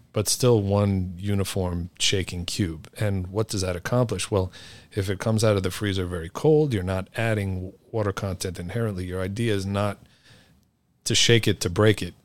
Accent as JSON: {"language": "English", "town": "New York City", "region": "New York", "country": "United States", "tie": "born or raised there", "said": "I grew up here in New York City"}